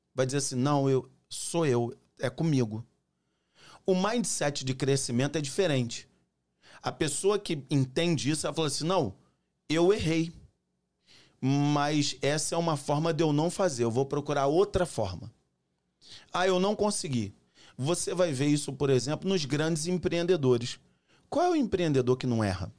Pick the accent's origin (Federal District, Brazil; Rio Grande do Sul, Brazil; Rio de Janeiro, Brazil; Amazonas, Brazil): Rio de Janeiro, Brazil; São João de Meriti; moved away as an adult; also born or lived in Boston; now in Bom Jesus do Itabapuana, Brazil; Eu sou carioca do, do interior do Rio de Janeiro, né? Da, do subúrbio do Rio, São João de Miriti